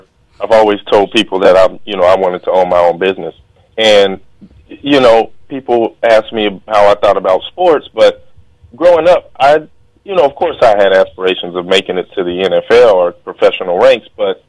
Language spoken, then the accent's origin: English; Long Beach, California, United States; I grew up in Long Beach, went to Arizona, drafted to San Diego. My whole life, I'm on the West Coast.